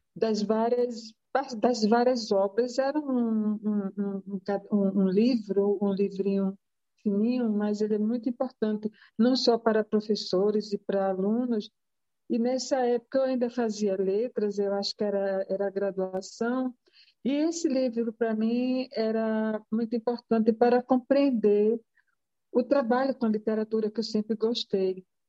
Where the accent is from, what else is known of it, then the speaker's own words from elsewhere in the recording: Rio Grande do Norte, Brazil; eu sou nordestina, meu pai é de Pernambuco, eu sou do Rio Grande do Norte, minha mãe é do Rio Grande do Norte